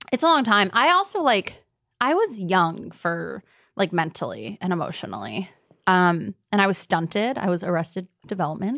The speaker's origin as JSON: {"language": "English", "town": "Deerfield", "region": "Illinois", "country": "United States", "tie": "born or raised there", "said": "I grew up outside of Chicago in a little place called Deerfield"}